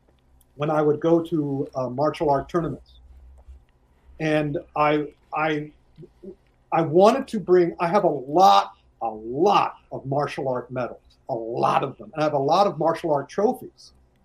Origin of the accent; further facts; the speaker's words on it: United States; I'm honest, I am the American guy.